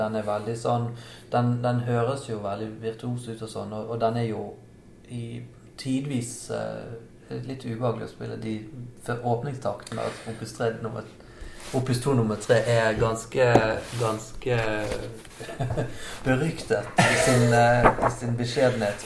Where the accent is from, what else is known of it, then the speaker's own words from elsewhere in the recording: Bergen, Vestland, Norway; Som bergenser